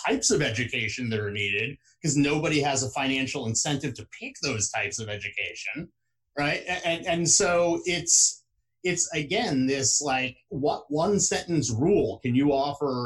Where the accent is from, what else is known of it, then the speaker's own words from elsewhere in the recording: West Lafayette, Indiana, United States; at places like Purdue University, actually in my hometown in Indiana